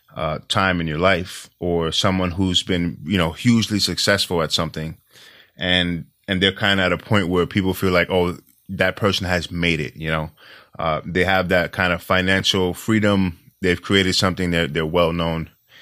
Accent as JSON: {"language": "English", "region": "New York", "country": "United States", "said": "You know, I'm from New York. It's such a different culture, you know."}